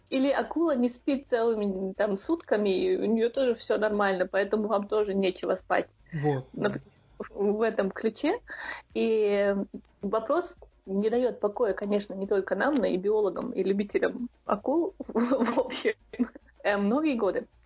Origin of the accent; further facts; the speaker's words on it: Shatoy, Chechnya, Russia; Чисто из-за того, что я из Шатоя, а шатоевский хлеб, как вы знаете, очень самый вкусный.